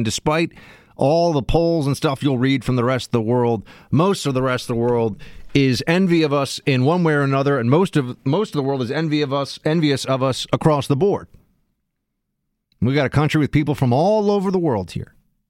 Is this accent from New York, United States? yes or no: yes; New York City, New York, United States; even though I'm from New York City and the Columbus Day Parade is a huge thing here.